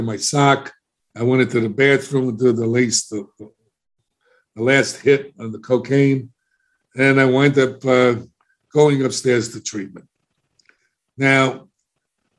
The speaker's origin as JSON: {"language": "English", "town": "New York City", "region": "New York", "country": "United States", "also_born_or_lived": "Florida", "moved": "yes", "said": "I was embarrassed about the way I spoke because I'm a New Yorker"}